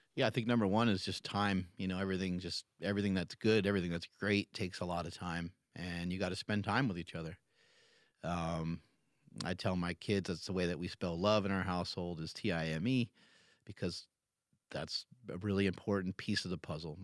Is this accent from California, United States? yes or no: no; New York, United States; moved away; I'm from New York originally